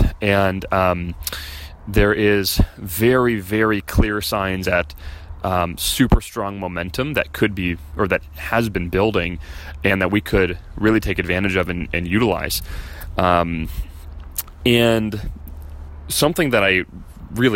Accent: Chicago, Illinois, United States; moved away as an adult; we're from Chicago, but we left a year ago.

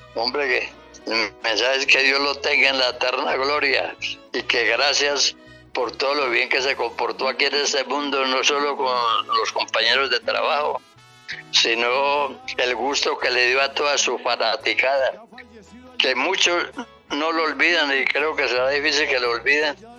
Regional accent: Antioquia, Colombia; como yo nací en el campo, como muchos antioqueños

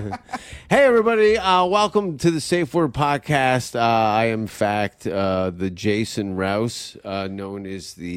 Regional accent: near Hamilton, Ontario, Canada; also born or lived in Los Angeles; the largest city to my hometown is Hamilton, which is 40-minute drive to Toronto.

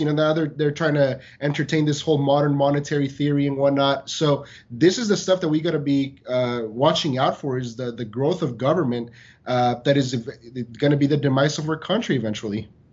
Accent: San Diego, California, United States; moved away; I grew up in San Diego

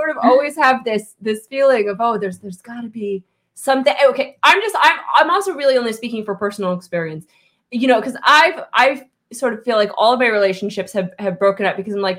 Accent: Kansas, United States; And I am from Kansas.

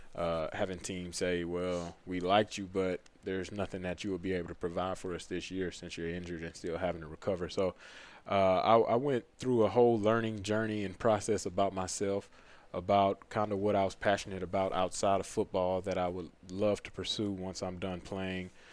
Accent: Pearland, Texas, United States; moved away as an adult; now in North Carolina, United States; my hometown in Pearland, right outside, right on the south side of Houston

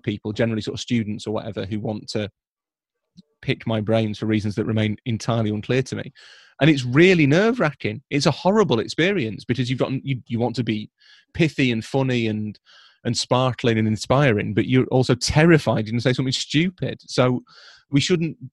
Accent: Leeds, Yorkshire and the Humber, United Kingdom; I am from Leeds

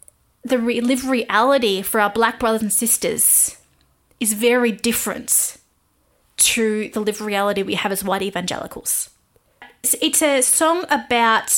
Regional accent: Australia; I am an Aussie music journalist

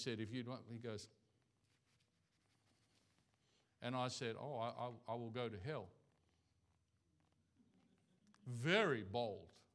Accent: Australia; first language English; now in Thailand; I'm from Australia. English is my language.

